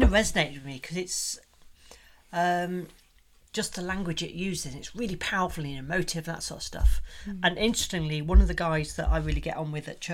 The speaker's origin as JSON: {"language": "English", "region": "Yorkshire and the Humber", "country": "United Kingdom", "accent": "Yorkshire", "said": "my Yorkshire accent"}